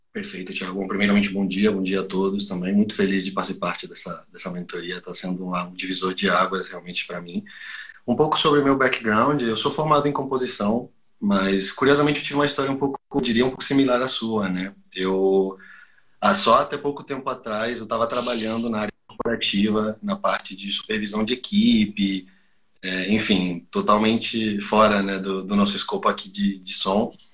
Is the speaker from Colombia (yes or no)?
yes; Colombia; Portuguese is a second language; moved away; Eu sou colombiano, não sou brasileiro